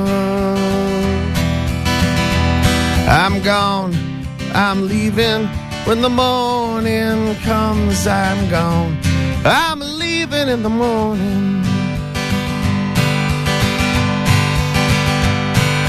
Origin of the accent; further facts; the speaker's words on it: Foxborough, Massachusetts, United States; I grew up in Foxborough. I grew up right behind the stadium.